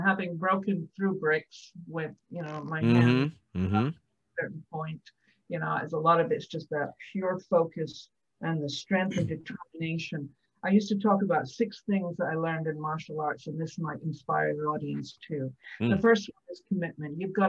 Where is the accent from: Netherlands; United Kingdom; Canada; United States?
United Kingdom; Scotland; I'm a warrior from the Highlands of Scotland.